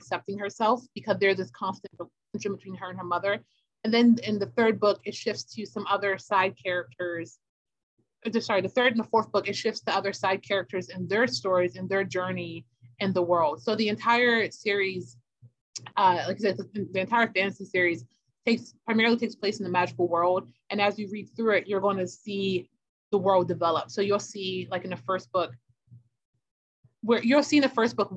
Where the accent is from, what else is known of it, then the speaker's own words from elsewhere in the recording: Baltimore, Maryland, United States; who lives in Baltimore City, which is my hometown